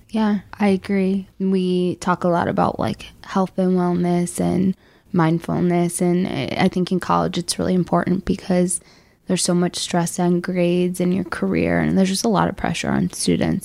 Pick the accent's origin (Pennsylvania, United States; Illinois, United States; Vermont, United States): Illinois, United States; Chicago; I'm from Chicago.